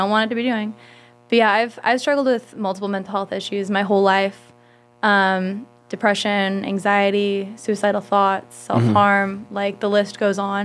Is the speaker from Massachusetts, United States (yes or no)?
no; San Diego, California, United States; also born or lived in Bakersfield; I lived in La Jolla for 9 years